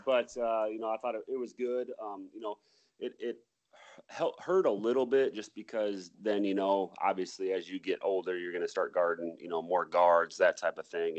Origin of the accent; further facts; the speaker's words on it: Mason City, Iowa, United States; also born or lived in Lake Mills, Iowa; I was born in Lake Mills, Iowa, um, and then I went um, and we moved actually to Mason City when I was about four years old.